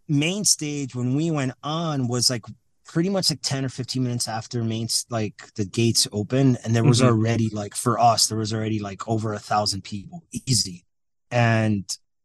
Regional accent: Miami, Florida, United States; now in Lansing, United States; I'm from Miami, Florida

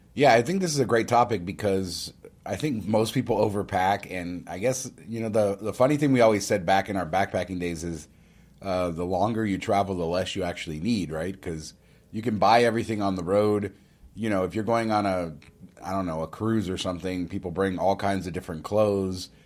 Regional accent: Las Vegas, Nevada, United States; I grew up in Las Vegas

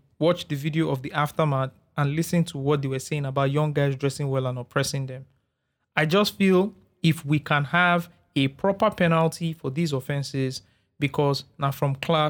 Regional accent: Ikeja, Lagos, Nigeria; I grew up in Ikpaja, right?

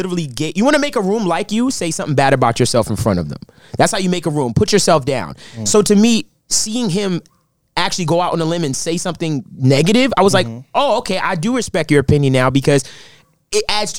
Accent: New York City, New York, United States; I'm from Brooklyn.

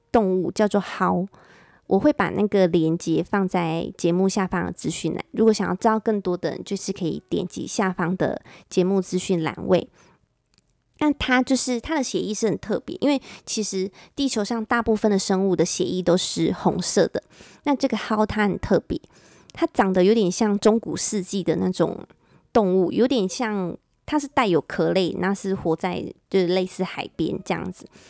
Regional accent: Taiwan; 翻成我们台湾人比较可以了解

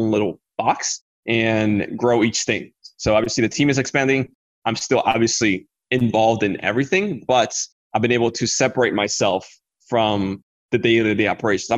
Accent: Dominican Republic; I come from the Dominican Republic

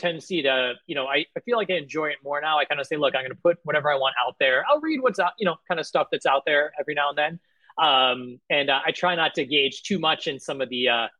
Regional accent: Chicago, Illinois, United States; moved away as an adult; also born or lived in Philadelphia / Bay Area; now in San Francisco Bay Area, United States; So you know, I'm originally from Chicago, so disclaimer, I grew up a Bulls fan. You know, so grew up in Chicago

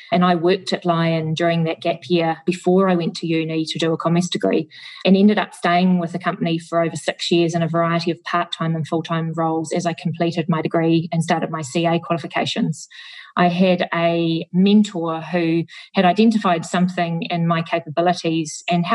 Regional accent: New Zealand; the small town I grew up in New Zealand

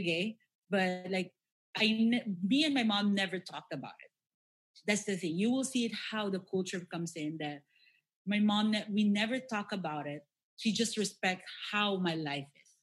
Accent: Philippines; that's the thing about Filipinos. Yeah, we are very religious people

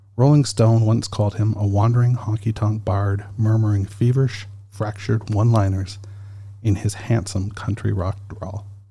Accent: Canada; I'm Canadian

